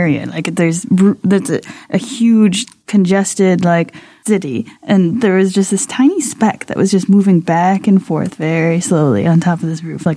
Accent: Buffalo, New York, United States; moved away as an adult; now in South Korea; Buffalo, New York

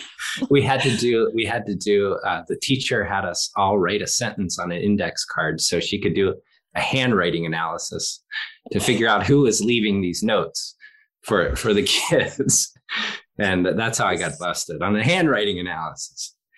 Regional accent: Philadelphia, Pennsylvania, United States; I'm from Philadelphia

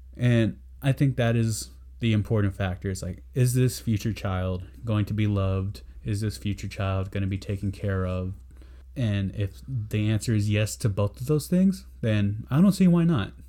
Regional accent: San Antonio, Texas, United States; I'm from San Antonio

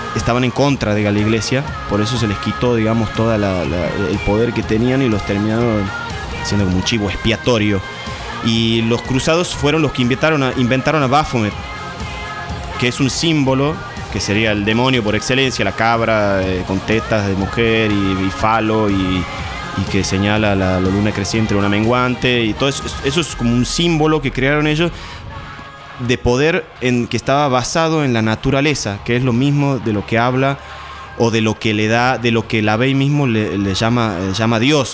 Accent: Santiago del Estero, Argentina; also born or lived in San Salvador de Jujuy, Argentina; now in Buenos Aires, Argentina; Yo nací en Jujuy, Después me crié en Santiago del Estero

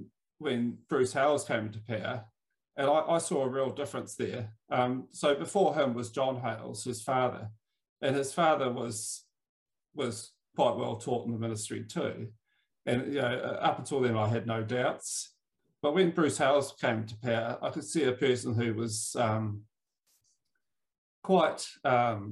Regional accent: Wellington, New Zealand; I'm from Wellington in New Zealand, the coolest little capital in the world

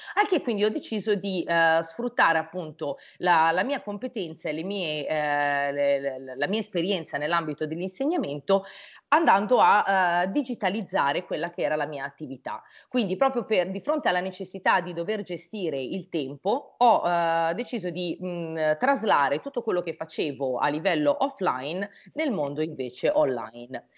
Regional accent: Brianza, Lombardy, Italy; io sono della Brianza

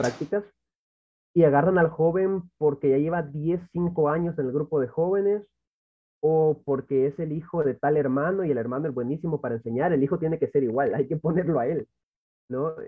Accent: Santa Ana, El Salvador; Soy de El Salvador, exactamente de la ciudad de Santa Ana, donde me he criado prácticamente toda mi vida

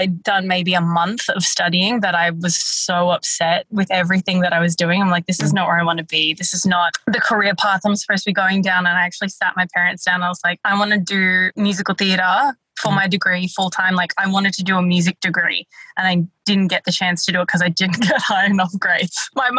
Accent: Philippines; which is a very Filipino thing to do, beauty pageants. It's like one of our national sports.

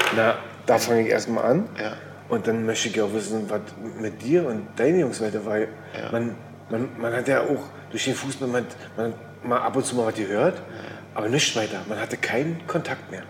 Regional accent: East Germany, Germany; wir sind ja eigentlich auch Wendekinder

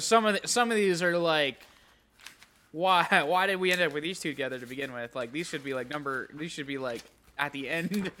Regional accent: California, United States; moved away; I'm from California.

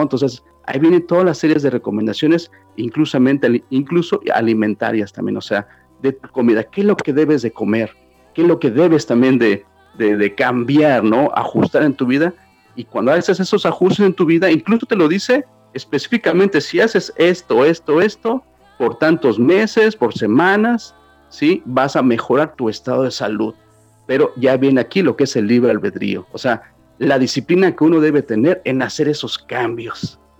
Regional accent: Mexico City, Mexico; now in New York, United States; Soy originalmente de la Ciudad de México e inmigré este, muy joven para acá, para Nueva York.

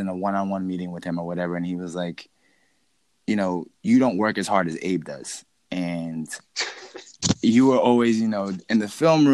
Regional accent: New Jersey, United States; moved away as an adult; also born or lived in Argentina; He's the one that convinced me to move back to New Jersey.

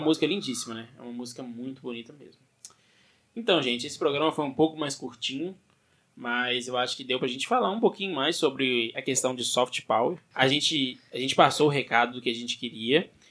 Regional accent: Brazil

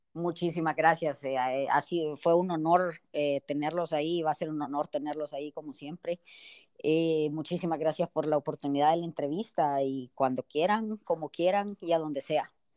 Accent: El Salvador

